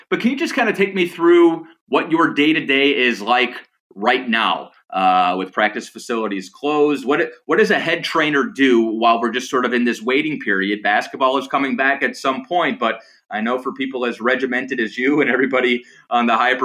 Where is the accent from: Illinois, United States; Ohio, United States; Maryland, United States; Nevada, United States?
Ohio, United States; Cleveland; I'm from Cleveland